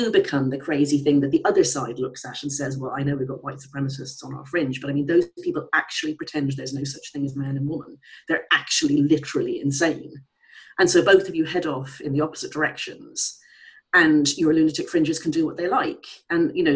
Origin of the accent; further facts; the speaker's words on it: Ireland; I'm Irish.